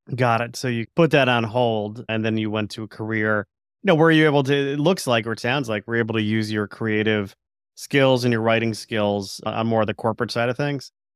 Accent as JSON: {"language": "English", "town": "Stamford", "region": "Connecticut", "country": "United States", "tie": "born or raised there", "said": "W W F located in my hometown of Stamford, Connecticut."}